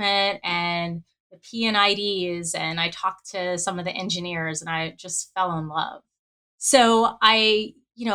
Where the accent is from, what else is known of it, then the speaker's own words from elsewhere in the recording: New Orleans, Louisiana, United States; when I grew up in New Orleans, I went to an all-girls high school